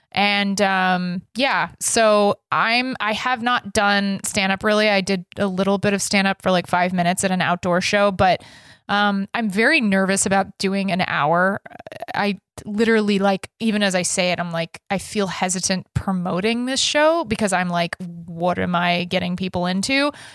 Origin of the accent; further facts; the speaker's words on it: Texas, United States; I grew up in Texas, my and my my dad's from Texas, my mom's from New Jersey